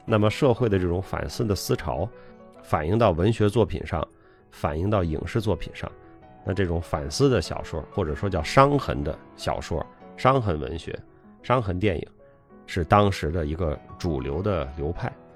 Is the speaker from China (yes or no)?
yes; China; 我们作为中国人